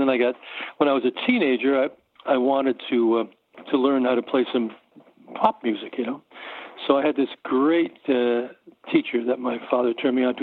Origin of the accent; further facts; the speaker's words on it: Norwalk, Connecticut, United States; moved away; I grew up in Norwalk, Connecticut, and I was there through my high school years.